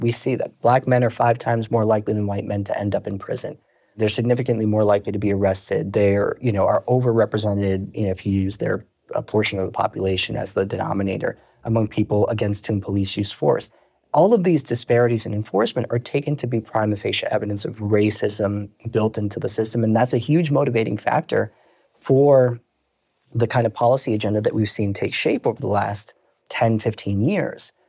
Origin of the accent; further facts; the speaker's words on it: New York City, New York, United States; also born or lived in Brooklyn / Long Island; I'm originally born and raised in New York.